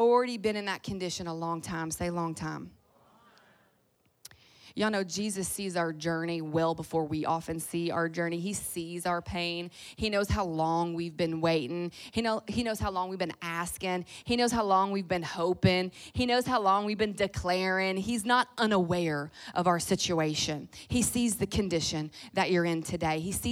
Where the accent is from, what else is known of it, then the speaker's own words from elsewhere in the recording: Louisville, Kentucky, United States; now in Orange County, United States; I'm originally from Louisville